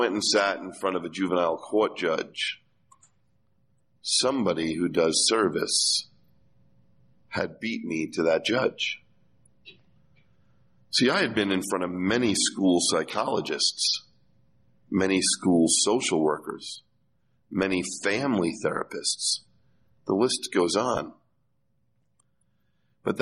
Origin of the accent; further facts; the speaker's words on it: New York, United States; I'm a kid from Irish Catholic New York who went to public school